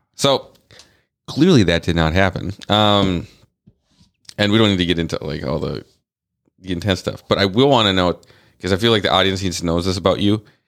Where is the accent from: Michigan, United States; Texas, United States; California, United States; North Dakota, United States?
North Dakota, United States; I grew up in the Midwest. I was born in the Midwest. Um, I was born in North Dakota